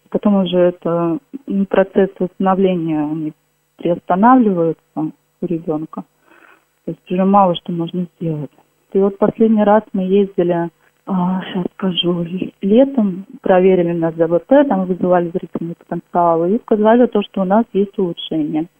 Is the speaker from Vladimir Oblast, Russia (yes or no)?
yes; Kolchugino, Vladimir Oblast, Russia; Наш Кольчугин город небольшой